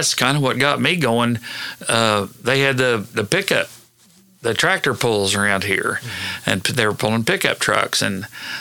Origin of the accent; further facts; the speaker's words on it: Hennessey, Oklahoma, United States; I went to school and grew up in Hennessy.